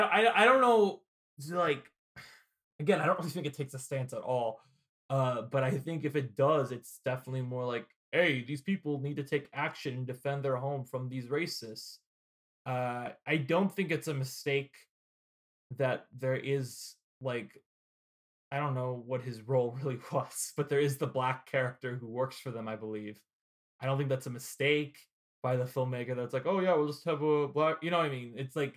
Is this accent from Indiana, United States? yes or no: yes; Indiana, United States; I grew up in Indiana.